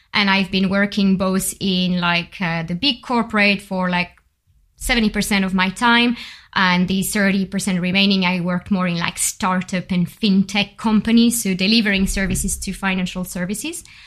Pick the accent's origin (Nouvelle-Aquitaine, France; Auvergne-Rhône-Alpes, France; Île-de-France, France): Nouvelle-Aquitaine, France; Bordeaux; accent: French; English is a second language; moved away as an adult; also born or lived in Paris; now in London, United Kingdom; I've been, uh, growing up in Bordeaux.